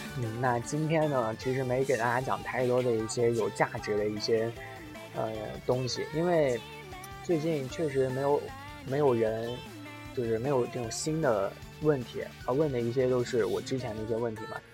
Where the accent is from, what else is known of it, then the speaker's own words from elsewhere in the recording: China; now in Japan; 我的故乡那里吧，就是虽然说还不算太贫穷，但是平常的这个，呃，商店里是不会卖这种，呃，冰淇淋的